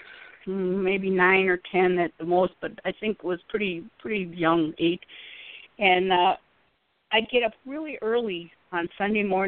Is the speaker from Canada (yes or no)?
no; Wisconsin, United States; I'm from Wisconsin, and I'm still living in Wisconsin. So we talk like this up here.